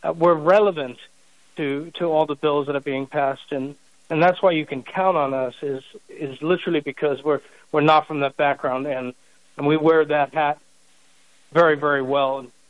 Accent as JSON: {"language": "English", "country": "South Africa", "moved": "yes", "lives_now": "United States", "said": "I'm a foreigner. I'm a legal immigrant to this country. I came here legally from South Africa, of all places."}